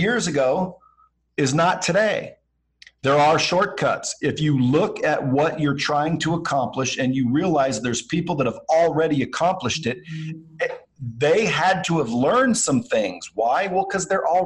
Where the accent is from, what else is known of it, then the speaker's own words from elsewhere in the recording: Pacific Northwest, United States; I grew up in the Pacific Northwest, blue collar family.